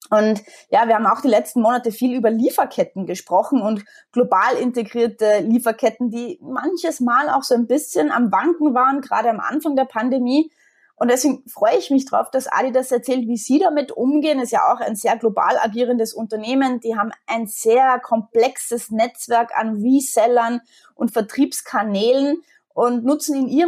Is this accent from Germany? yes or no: no; Austria; jetzt bin ich Österreicherin, wie man unschwer erkennen kann und wie viele Österreicher bin ich absolut Wintersportfanatisch.